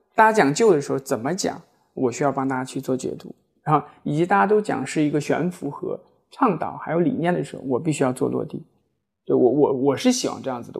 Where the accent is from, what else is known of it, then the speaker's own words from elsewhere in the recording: China; 我们中国人